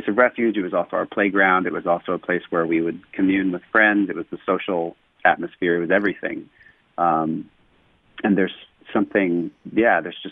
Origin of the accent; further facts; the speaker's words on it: Los Angeles, California, United States; also born or lived in Calabasas, California; I grew up in Woodland Hills from when I was a little kid, and I moved to Calabasas when I think I was about 11